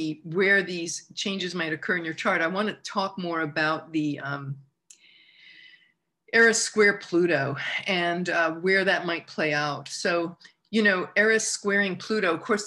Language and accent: English; United States; being American, growing up